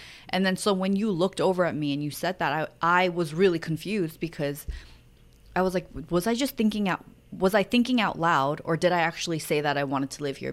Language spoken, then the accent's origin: English; New York, United States; moved away as an adult; also born or lived in Seoul, South Korea / Maui, Hawaii; growing up in New York and then living in Seoul